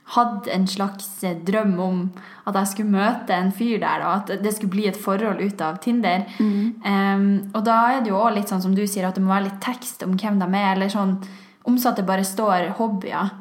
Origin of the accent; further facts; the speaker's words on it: Tromsø, Troms, Norway; Jeg er fra Tromsø